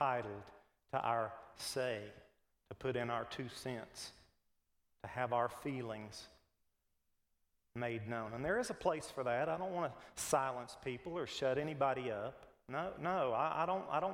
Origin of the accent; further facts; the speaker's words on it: United States; We're Americans. We're just as American as any liberal.